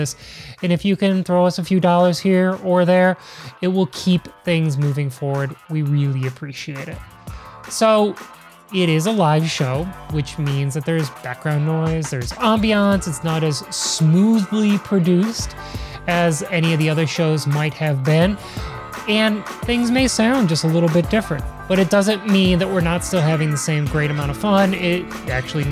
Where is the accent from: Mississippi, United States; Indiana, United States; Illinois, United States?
Illinois, United States; Chicago; I'm from Chicago